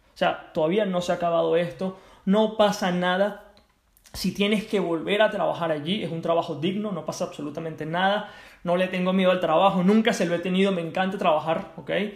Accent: Venezuela; also born or lived in United States; now in Spain; Me regreso a Venezuela, mi país de origen

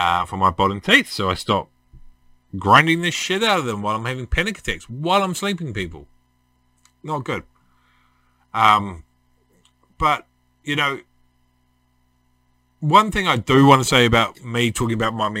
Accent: Tawa, Wellington, New Zealand; now in Red Beach, New Zealand; I was brought up in Tawa, in New Zealand

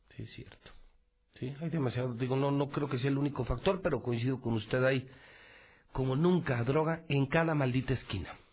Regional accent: Aguascalientes, Mexico; ciudadano hidrocálido, periodista de toda la vida, con 30 años al servicio de mi pueblo

